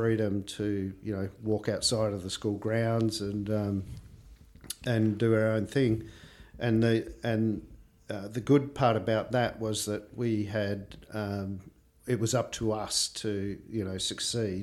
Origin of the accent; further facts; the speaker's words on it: Gippsland, Victoria, Australia; also born or lived in Loxton, South Australia / Bendigo, Victoria / Geelong, Victoria; I grew up, as a kid, I grew up in Nerham South in Gippsland, on a hobby farm